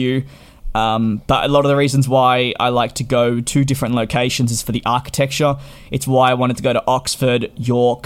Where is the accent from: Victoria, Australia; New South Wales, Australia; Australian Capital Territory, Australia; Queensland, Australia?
Victoria, Australia; Melbourne; I come from Melbourne